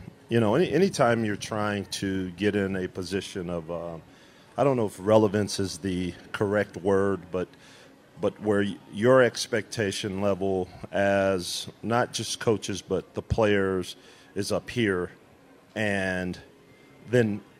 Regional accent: Kansas City, United States; also born or lived in Oklahoma; now in Las Vegas, United States; I'm from Kansas City

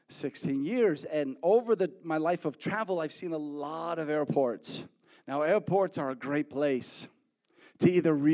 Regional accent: New York, United States; I grew up in New York. I was a New Yorker, New Yorker. But look, when you're a New Yorker, you can't talk like this everywhere you travel.

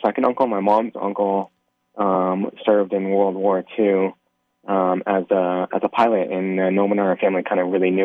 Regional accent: Nevada, United States; born and raised in Nevada

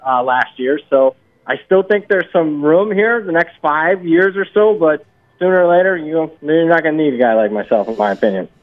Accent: Ohio, United States; moved away; I grew up in Ohio

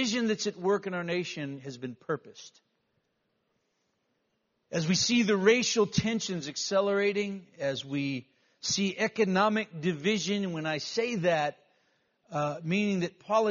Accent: United States; as a kid, we went to class and we recited the Pledge of Allegiance before we started our day. This was a unifying time as young American kids

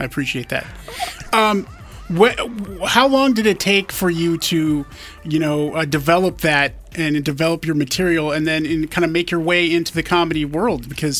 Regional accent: Eastern Montana, United States; I'm from Montana

